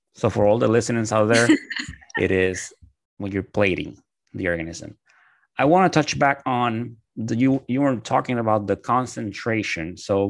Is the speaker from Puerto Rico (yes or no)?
yes; Puerto Rico; moved away; also born or lived in United States; I'm from Puerto Rico, but like I went to school in the States.